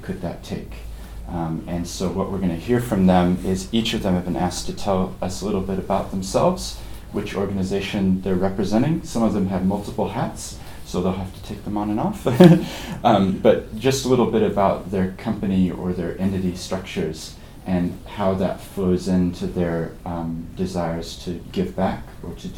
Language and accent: English; Christchurch, Canterbury, New Zealand; despite my accent, I actually grew up here in Christchurch